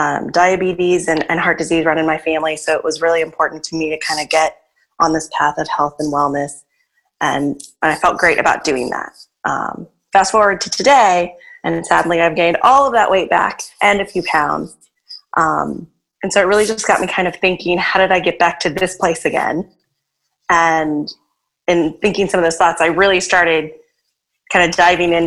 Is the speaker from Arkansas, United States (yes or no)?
yes; Arkansas, United States; now in New Orleans, United States; I'm originally from Arkansas, a really small town there